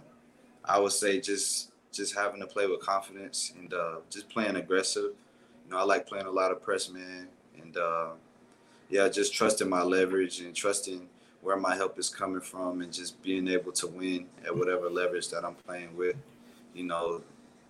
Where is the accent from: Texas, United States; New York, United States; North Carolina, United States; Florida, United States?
Florida, United States; South; I'm from South Florida